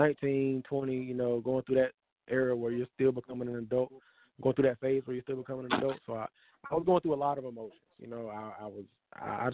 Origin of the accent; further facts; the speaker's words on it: Durham, North Carolina, United States; I'm from Durham, born and raised in Durham